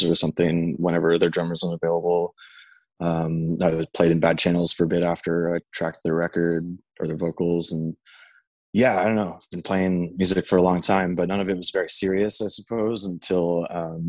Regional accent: Tottenham, Ontario, Canada; also born or lived in Alliston, Ontario; an hour and a half northwest of Toronto in a town called Tottenham

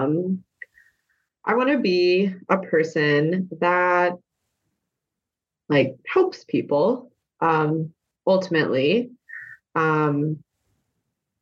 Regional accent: the South, United States; moved away; I'm from a very small rural town in the South.

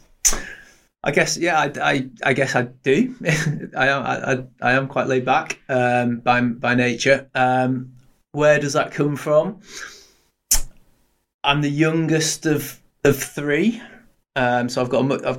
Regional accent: Blackpool, North West England, United Kingdom; I was lucky growing up in Blackpool

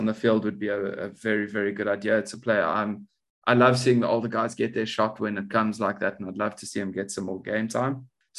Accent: South Africa; can you tell I'm South African?

